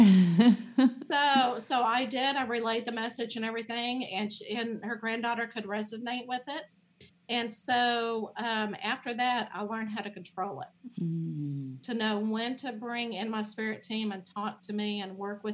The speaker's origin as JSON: {"language": "English", "town": "Dallas", "region": "Texas", "country": "United States", "tie": "born or raised there", "said": "I grew up in the Dallas area"}